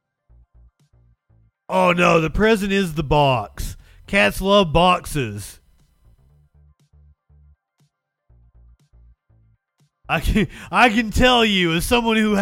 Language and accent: English; Appalachia, United States; accent: Appalachian; growing up in Appalachia. I was in the mountains all the fucking time as a kid